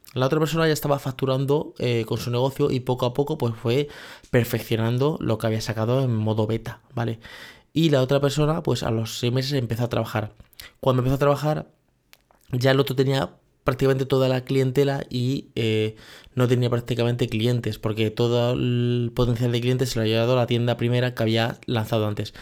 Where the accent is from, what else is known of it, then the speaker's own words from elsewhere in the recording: Spain; Es el modelo donde yo me he criado, que sé que soy español